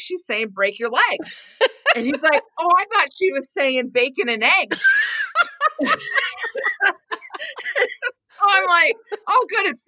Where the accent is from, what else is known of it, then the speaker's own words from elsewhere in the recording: Maquoketa, Iowa, United States; now in Wisconsin, United States; I was born and raised in Iowa. And then I moved to Wisconsin